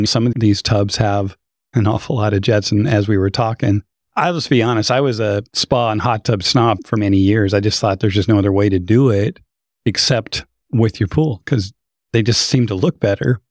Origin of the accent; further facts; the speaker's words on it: Idaho, United States; I grew up in Idaho